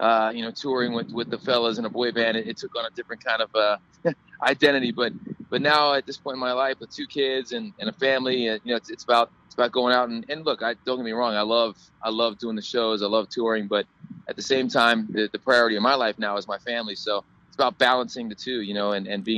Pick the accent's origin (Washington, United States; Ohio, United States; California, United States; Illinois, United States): Ohio, United States; Cincinnati; I was raised in the Midwest, and I'm from Cincinnati